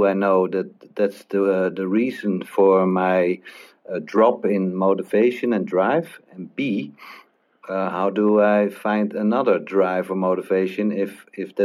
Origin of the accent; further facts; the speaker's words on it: Netherlands; English is a second language; from Holland, so that explains my English accent